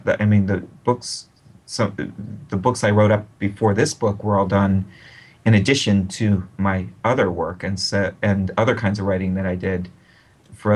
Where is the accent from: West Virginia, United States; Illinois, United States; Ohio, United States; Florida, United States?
Ohio, United States; Akron; my hometown newspaper